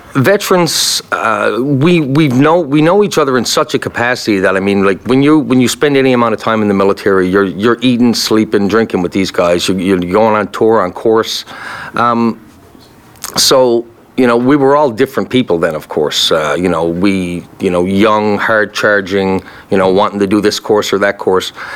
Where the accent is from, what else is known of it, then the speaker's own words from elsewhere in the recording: Newfoundland and Labrador, Canada; moved away; also born or lived in Kingston; I'm Irish descendant from Newfoundland